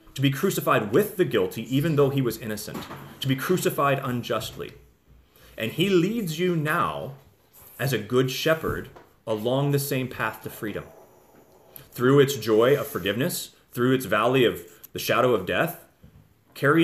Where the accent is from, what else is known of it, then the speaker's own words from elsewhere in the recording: United States; we have as American people